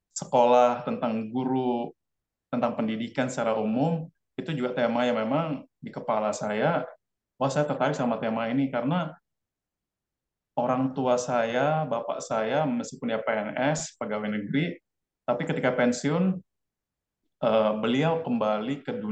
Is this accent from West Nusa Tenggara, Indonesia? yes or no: yes; Pancor, West Nusa Tenggara, Indonesia; born there; Jadi saya lahir di desa Pancor, ada satu pom bensin di situ